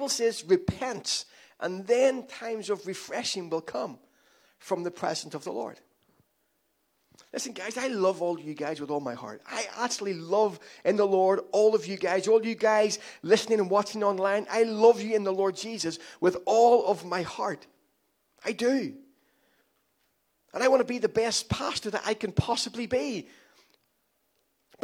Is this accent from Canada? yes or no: no; Ireland; I'm Irish